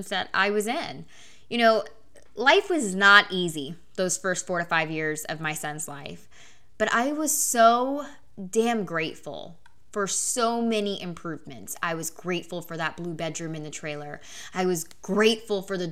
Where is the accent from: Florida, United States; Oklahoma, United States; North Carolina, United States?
Oklahoma, United States; born or raised there